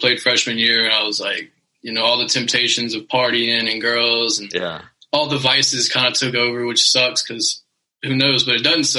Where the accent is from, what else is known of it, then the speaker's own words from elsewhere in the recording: Zachary, Louisiana, United States; Oh no, Zachary is really known for sports, man. Like I went to Zachary High, the football team. They won fucking state this year. And of the 4 years, no, I went to Zachary 3 years. The 3 years I was there, they won twice. So it's like, it's a small town